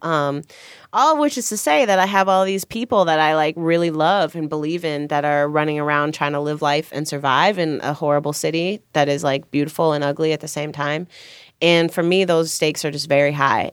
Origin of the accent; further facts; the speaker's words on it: Chicago, Illinois, United States; I grew up in Chicago